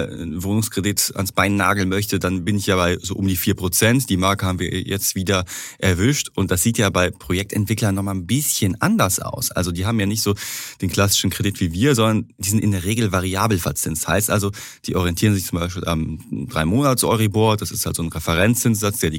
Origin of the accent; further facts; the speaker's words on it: North Rhine-Westphalia, Germany; wie man bei uns im Ruhrpott so schön sagt